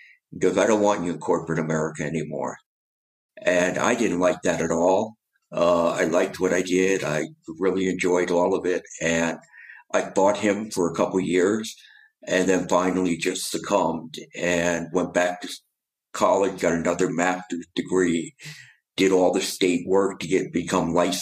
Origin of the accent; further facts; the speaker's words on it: New Jersey, United States; moved away as an adult; also born or lived in New York; now in Atlanta, United States; I'm from New Jersey.